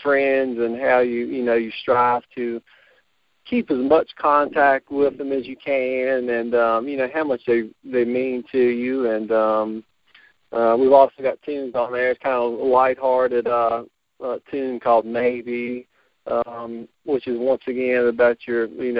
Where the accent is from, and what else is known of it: Botetourt County, Virginia, United States